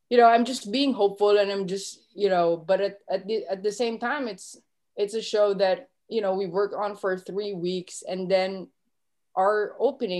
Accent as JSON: {"language": "English", "town": "Manila", "region": "Metro Manila", "country": "Philippines", "tie": "born or raised there", "moved": "as an adult", "lives_now": "New York, United States", "said": "I'm from Manila, Philippines, born and raised, moved to United States 2014"}